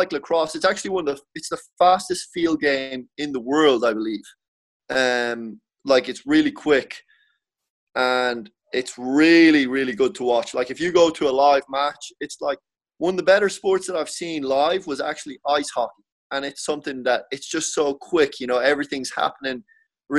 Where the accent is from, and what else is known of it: Ireland; born or raised there; moved away as an adult